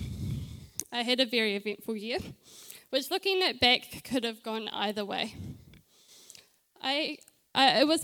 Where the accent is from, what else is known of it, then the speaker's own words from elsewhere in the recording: Christchurch, Canterbury, New Zealand; also born or lived in Auckland / Dunedin; I was born in Auckland. I grew up in Christchurch